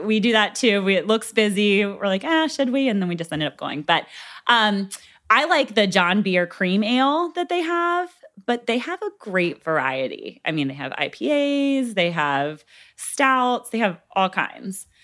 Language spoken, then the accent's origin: English; Gloucester, Virginia, United States; I grew up here in Gloucester